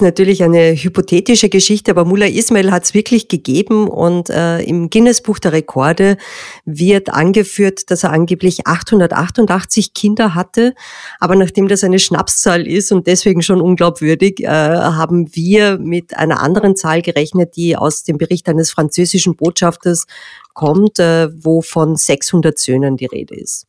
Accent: Austria; bei uns in Österreich, wo wir eine sehr stark landwirtschaftlich geprägte Gesellschaft haben

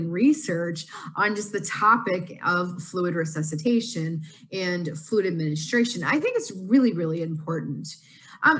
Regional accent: Seattle, Washington, United States; I'm from Seattle, Washington

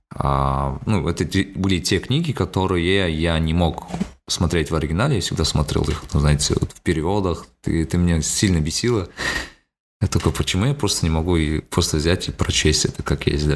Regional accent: Almaty, Kazakhstan; я говорю из Алматы

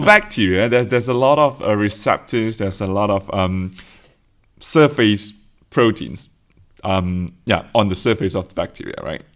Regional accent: Malaysia; moved away as an adult; now in Oxford, United Kingdom; I come from Malaysia.

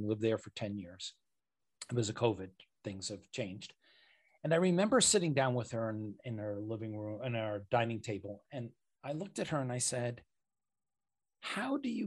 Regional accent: United States; I grew up in America

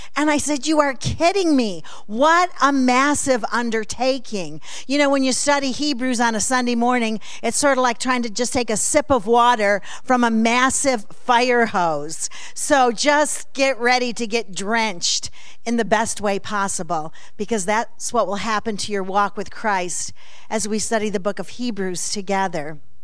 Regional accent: Alabama Center, New York, United States; now in Oklahoma City, United States; I was born and raised in Alabama Center

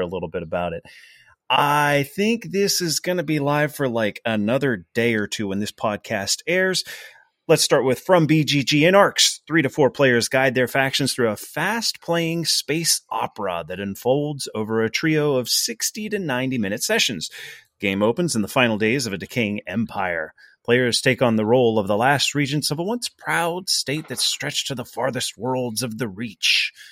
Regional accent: Pittsburgh, Pennsylvania, United States; we're from the Pittsburgh area

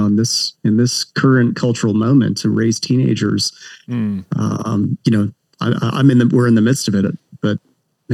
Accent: Canada; moved away as an adult; now in Southern California, United States; I am Canadian, but I've lived in the States for, gosh, now 20 plus years, currently live in Southern California

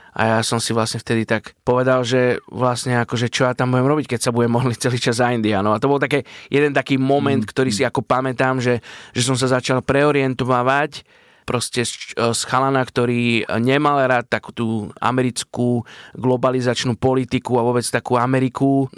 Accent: Bratislava, Bratislava Region, Slovakia; A som z Bratislavy, narodil som sa v Bratislave, vyrastal som tu celý život

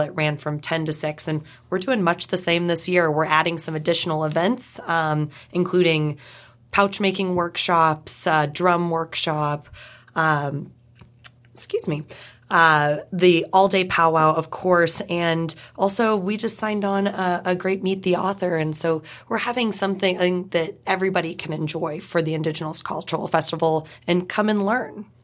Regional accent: California, United States; moved away as an adult; now in Pittsburgh, United States; I wasn't raised on the reservation in Oklahoma. I was raised in California

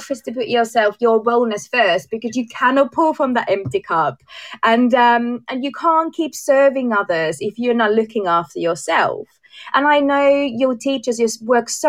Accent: Finland; moved away as an adult; also born or lived in Amsterdam, Netherlands; now in England; I am from Finland

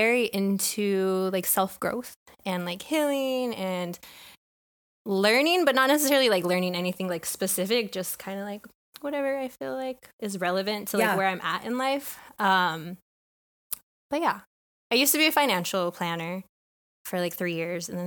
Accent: Bay Area, California, United States; moved away as an adult; also born or lived in Long Beach, California; now in Texas, United States; I grew up in the Bay Area.

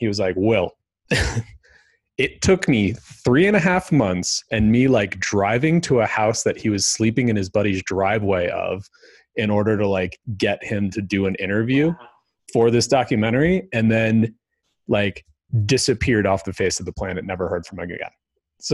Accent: Colorado, United States; So I grew up, I was born in Colorado

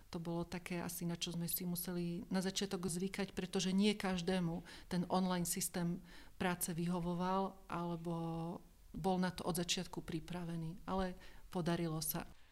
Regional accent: Slovakia; som zo Slovenska

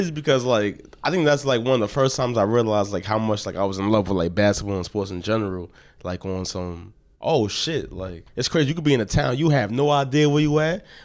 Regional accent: New York City, New York, United States; I'm from Brooklyn, New York. I've never lived anywhere outside of Brooklyn

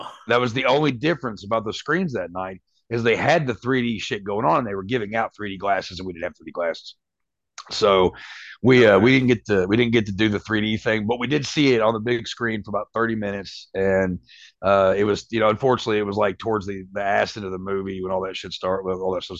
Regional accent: Winchester, Kentucky, United States; where I grew up in Winchester, Kentucky, it's a little small place

